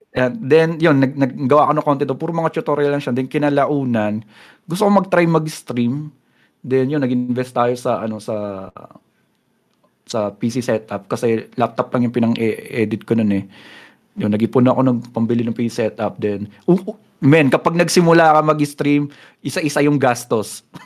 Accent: San Pablo, Calabarzon, Philippines; also born or lived in Bulacan; May pagka-probinsya kasi yun eh, yung lugar namin dito, bro. Mm-hmm. San Pablo City Laguna kami

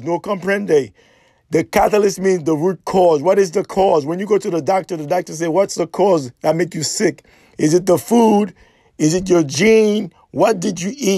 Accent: Haiti; Haitian are very special people. We are courageous.

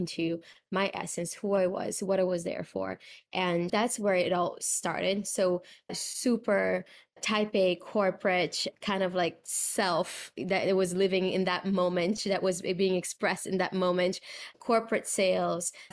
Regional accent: Brazil; I'm from Brazil, born and raised

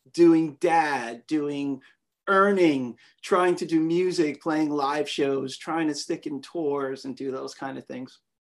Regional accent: New York City, New York, United States; moved away as an adult; also born or lived in Westchester, New York; now in Monterey, United States; I live in Monterey, California. But if you can tell from the way I say that, you can tell I am from New York, where I'm born and raised. I'm a Queens boy. And I grew up in Flushing, Queens. I was born in Flushing Hospital.

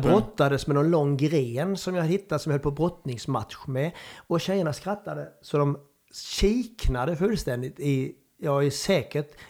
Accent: Värmland, Sweden; accent: Värmland; Och du vet ju min dialekt. Det är ungefär som du skulle spela eh, liksom Kungliga. På, på, på värmländska?

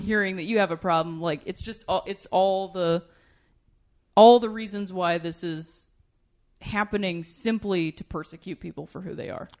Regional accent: Ohio, United States; I'm from Ohio

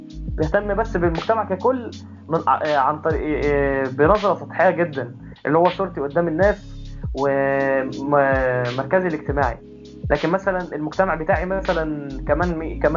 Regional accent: Egypt; المجتمع آه، عندنا في مصر مثلا ما بيحترمش البرايفسي ابدا

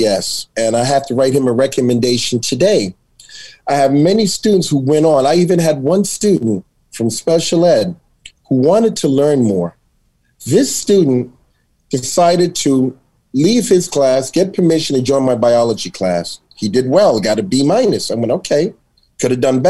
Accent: New York City, New York, United States; I grew up in Astoria Projects

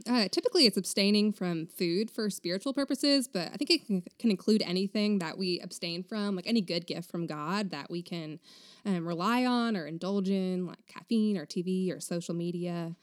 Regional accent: Vermont, United States; moved away as an adult; also born or lived in Texas; now in Round Rock, United States; I grew up in Vermont until I was eighteen when I moved to Texas to go to Baylor University

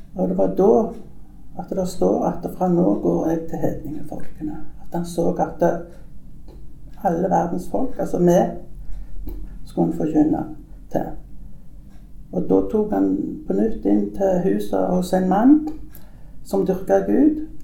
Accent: Sola, Rogaland, Norway; also born or lived in Nærbø; now in Tananger, Norway; jeg er født på Grannes i Sola, sånn at, men jeg har bodd i mange år på Nærbø. Men kom her til Tananger for 28 år siden.

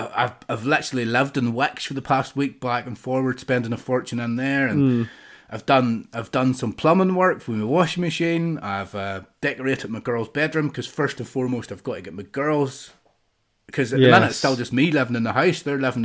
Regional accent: New York, United States; Hey, the bagel. I'm from New York.

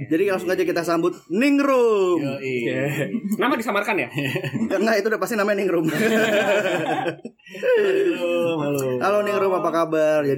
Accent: Padang, West Sumatra, Indonesia; padahal kan gue orang Padang

